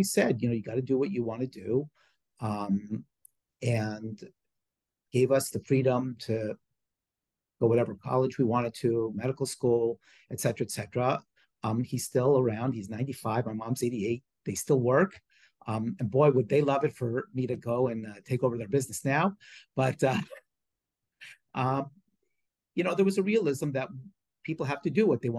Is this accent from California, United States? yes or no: yes; Beverly Hills, California, United States; I grew up in Beverly Hills